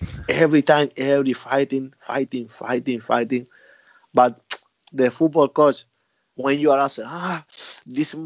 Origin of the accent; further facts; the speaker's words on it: Almería, Andalusia, Spain; English is a second language; moved away as an adult; also born or lived in Madrid; now in China; I'm from Almeria.